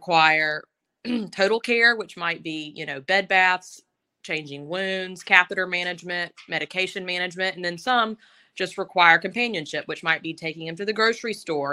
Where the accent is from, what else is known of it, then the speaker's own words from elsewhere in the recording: Tuscaloosa, Alabama, United States; also born or lived in Birmingham, Alabama; I grew up in Tuscaloosa, but I've worked at UAB in Birmingham the last 12 years